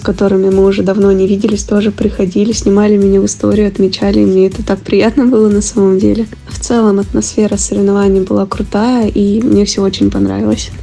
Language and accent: Russian; Volgograd, Volgograd Oblast, Russia; в моем родном городе